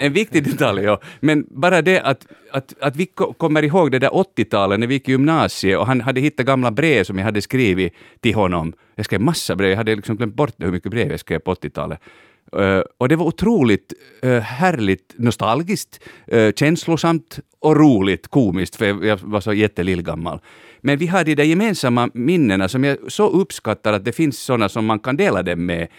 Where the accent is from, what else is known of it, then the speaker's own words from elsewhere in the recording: Finland; Vi är svenskspråkiga i Finland